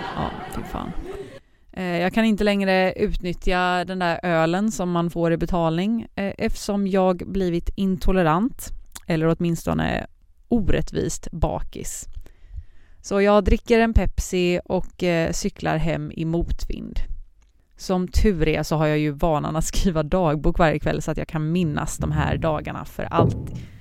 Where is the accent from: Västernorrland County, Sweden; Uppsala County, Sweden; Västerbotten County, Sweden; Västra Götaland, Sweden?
Västra Götaland, Sweden; Partille; moved away as an adult; now in Malmö, Sweden; Jag är från centrala Göteborg, Partille heter det, eh, men bor just nu i Malmö